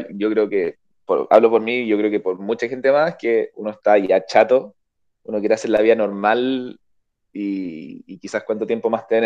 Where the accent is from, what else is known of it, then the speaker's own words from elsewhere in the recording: Chile; Les cuento que soy de Chile